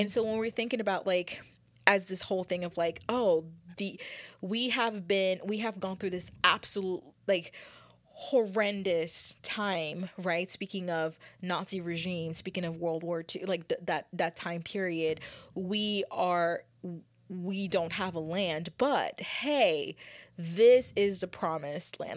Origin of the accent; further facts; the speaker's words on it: United States; as a United States people, as a American people, as a country